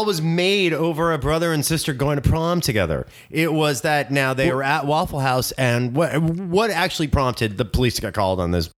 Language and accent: English; Orange County, California, United States; I am still from behind the Orange Curtain.